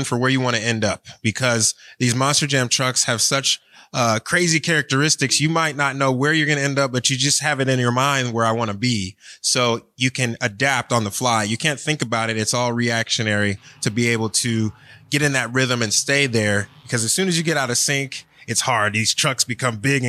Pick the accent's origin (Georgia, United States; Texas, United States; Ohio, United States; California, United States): Ohio, United States; Cleveland; now in Florida, United States; I was born and raised in Cleveland